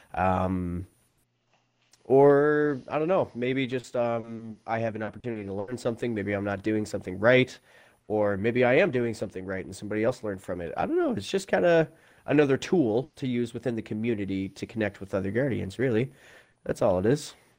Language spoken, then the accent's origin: English; Prince Edward Island, Canada; I come from Canada in a province, not a state, called Prince Edward Island uh, on the East Coast